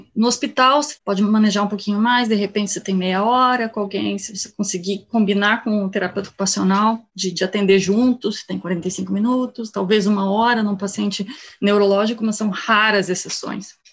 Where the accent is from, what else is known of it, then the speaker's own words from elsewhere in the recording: Canoas, Rio Grande do Sul, Brazil; moved away as an adult; also born or lived in Germany; sou gaúcha, né? Eu sou daqui de Canoas, do lado de Porto Alegre. E fui para a Alemanha aos 19 anos